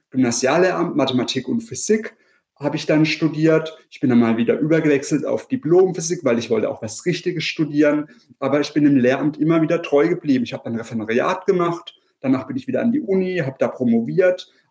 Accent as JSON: {"language": "German", "town": "Freiburg", "region": "Baden-Württemberg", "country": "Germany", "said": "Also ich komme aus Freiburg, der wärmsten Stadt Deutschlands und der schönsten Stadt Deutschlands auf jeden Fall."}